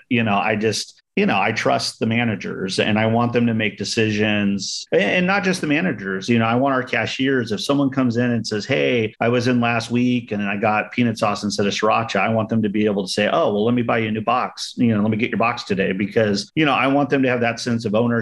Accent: San Diego, California, United States; now in Gilroy, United States; where I grew up down in San Diego, out in East County

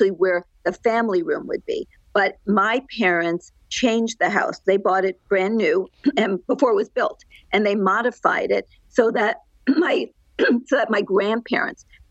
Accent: Great Neck, New York, United States; moved away as an adult; also born or lived in New Jersey / Los Angeles, California; now in Orange County, United States; I grew up in a town called Great Neck

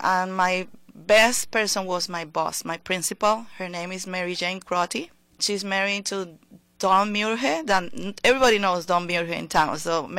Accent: Puerto Rico; English is a second language; moved away as an adult; now in Willimantic, United States; I came here from Puerto Rico when I was 33 years old. I was already a teacher in Puerto Rico.

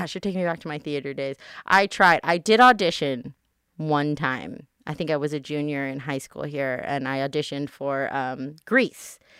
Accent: Las Vegas, Nevada, United States; I'm born and raised here in Vegas

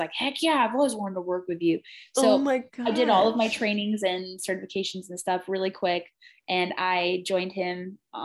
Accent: Chico, California, United States; now in Redding, United States; my hometown and my family's towns in the outskirts of Chico

